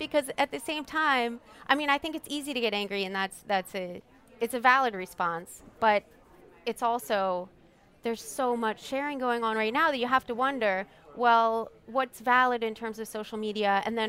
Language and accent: English; Washington, District of Columbia, United States; born there; also born or lived in Pennsylvania; So I was born up in D.C. and then spent a lot of time here as a kid growing up in Mardi Gras and everything. So I moved back here full time, I guess, about 6 or 7 years ago.